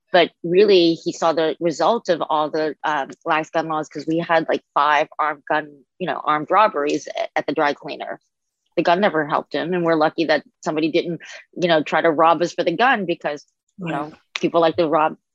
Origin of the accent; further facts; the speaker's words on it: New Orleans, Louisiana, United States; I grew up in New Orleans and Louisiana where the gun laws are very lax.